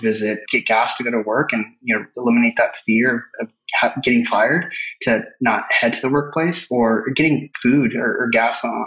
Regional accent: Rio Grande Valley, Texas, United States; moved away as an adult; now in San Antonio, United States; I'm originally from Rio Grande Valley, which is most southern part of Texas

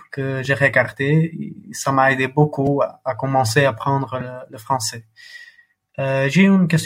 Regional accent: Portugal; French is a second language; j'ai 22 ans et je suis de Portugal

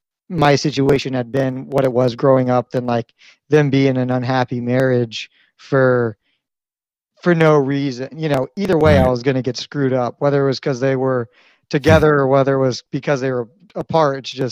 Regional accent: Virginia, United States; also born or lived in Missouri, United States; So I spent a lot of time in Virginia and Missouri. Those are probably the two most central locations in my life

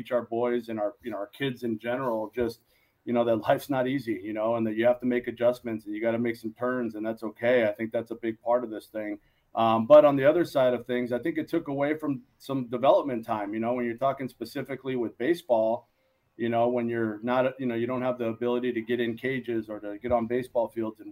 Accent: Los Angeles, California, United States; also born or lived in Moraga, California

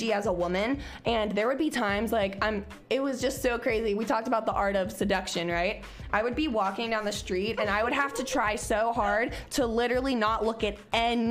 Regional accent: Cincinnati, Ohio, United States; a girl from Price Hill, Cincinnati, who had just graduated from school

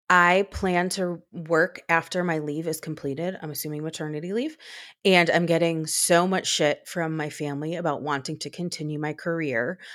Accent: United States; as an American parent

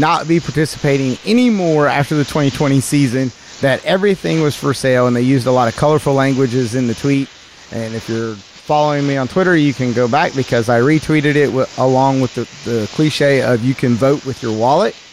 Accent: the South, United States; I am from the South

